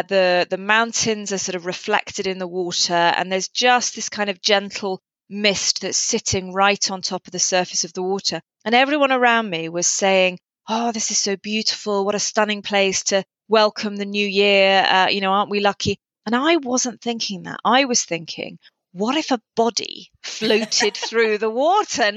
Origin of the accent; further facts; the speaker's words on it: England, United Kingdom; moved away as an adult; now in Wales, United Kingdom; I'm an English incomer